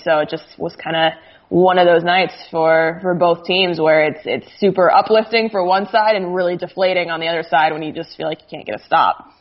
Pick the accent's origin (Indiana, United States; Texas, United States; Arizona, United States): Arizona, United States; Phoenix; moved away as an adult; I grew up in Phoenix